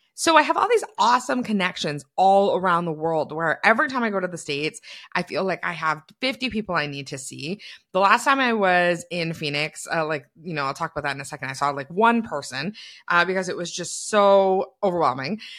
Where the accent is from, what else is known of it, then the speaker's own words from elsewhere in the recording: Canada; being a Canadian